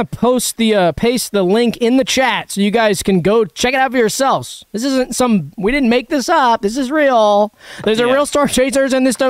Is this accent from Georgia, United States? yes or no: yes; Georgia, United States; We're tornado boys because we're from Georgia, the flat Georgia.